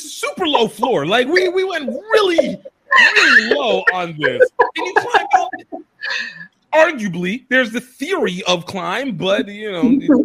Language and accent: English; Nigeria; moved away; as a Nigerian